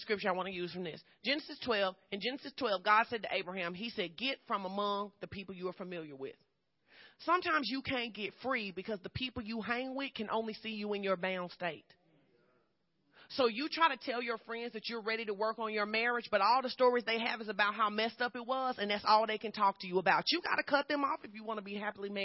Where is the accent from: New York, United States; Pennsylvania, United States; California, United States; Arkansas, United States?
Arkansas, United States; Fordyce; moved away; I grew up in Fordyce, Arkansas, southern Arkansas.